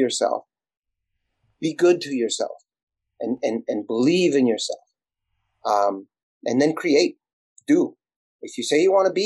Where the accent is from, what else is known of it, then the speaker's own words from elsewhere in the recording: Elsa, Texas, United States; first language Spanish; English is a second language; moved away as an adult; now in Los Angeles, United States; I'm from a little bitty town in South Texas, and I didn't speak English. I spoke Spanish when I started. And I grew up without an outhouse